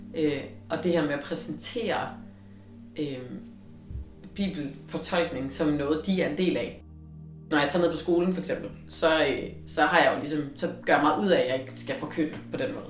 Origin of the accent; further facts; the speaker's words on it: Løgumkloster, Southern Denmark, Denmark; jeg voksede op i Sønderjylland, i Løgum Kloster